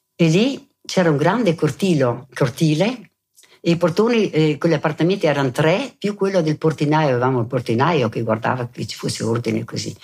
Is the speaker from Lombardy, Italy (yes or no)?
no; Merano, Trentino-Alto Adige, Italy; also born or lived in Bolzano; sono nata a Bolzano e sono rimasta lì fino ai quattro anni, presso poco, e poi con la famiglia siamo venuti ad abitare a Merano